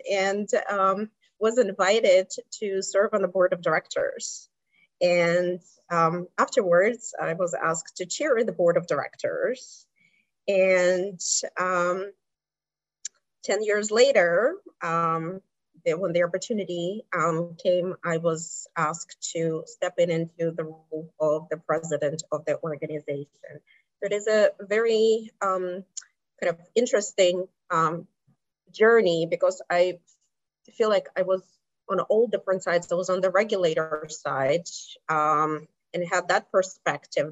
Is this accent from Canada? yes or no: no; Kazakhstan; English is a second language; moved away as an adult; also born or lived in District of Columbia, United States; now in United States; I am originally from Kazakhstan, um, Central Asia. So I came to the United States in my 20s